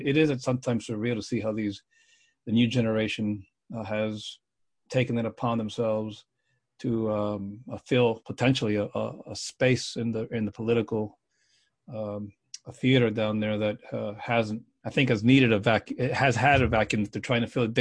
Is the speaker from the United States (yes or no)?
yes; South Florida, United States; I grew up in South Florida